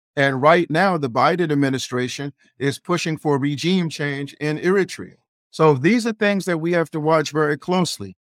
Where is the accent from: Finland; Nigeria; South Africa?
Nigeria; I'm Nigerian.